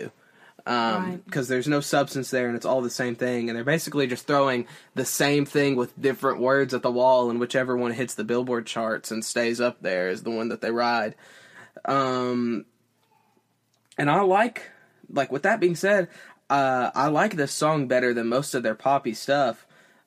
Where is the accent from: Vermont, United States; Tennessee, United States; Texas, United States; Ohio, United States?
Tennessee, United States; I'm a dude from Tennessee